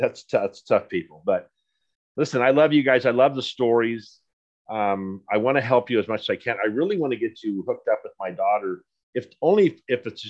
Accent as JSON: {"language": "English", "town": "Poway", "region": "California", "country": "United States", "tie": "born or raised there", "said": "I grew up with cowboys in Poway when it was just, when I moved to Poway, there was nothing there"}